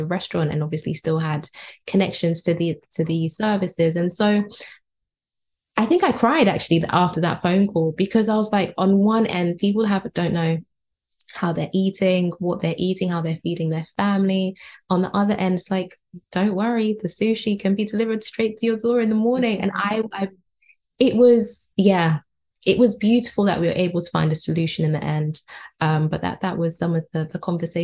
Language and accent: English; United Kingdom; being born and raised here in the UK, I live in West London.